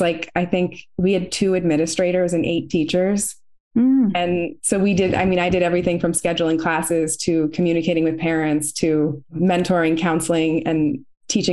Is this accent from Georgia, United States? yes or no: no; Baltimore, Maryland, United States; I'm from Baltimore City and I went to a Catholic school where my father was a teacher